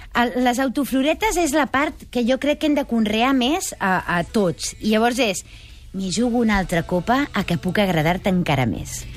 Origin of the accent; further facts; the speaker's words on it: Majorca, Balearic Islands, Spain; com a mallorquina aquí